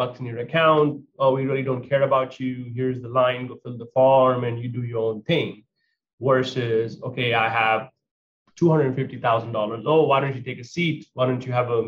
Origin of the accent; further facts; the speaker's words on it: India; moved away as an adult; now in United States; As an Indian immigrant that came at the age of 19 years old to America with only $100 in my pocket